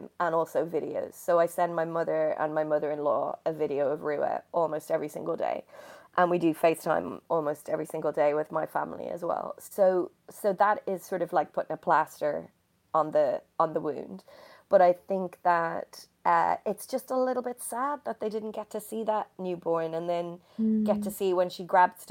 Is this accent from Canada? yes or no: no; Dublin, Leinster, Ireland; now in London, United Kingdom; I'm from Dublin, which is on the coast